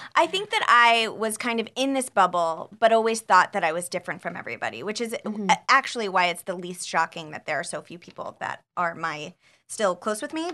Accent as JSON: {"language": "English", "town": "Scottsdale", "region": "Arizona", "country": "United States", "tie": "born or raised there", "moved": "yes", "said": "I uh, grew up in Scottsdale, Arizona"}